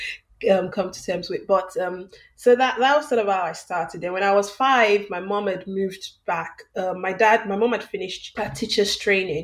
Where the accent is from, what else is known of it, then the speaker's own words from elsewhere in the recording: Ife, Osun, Nigeria; English is a second language; also born or lived in Yola, Nigeria / Kogi State, Nigeria; I grew up in Ife, attended OAU staff school